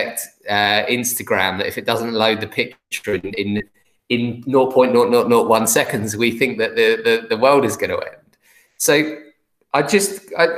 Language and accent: English; England, United Kingdom; Because I'm English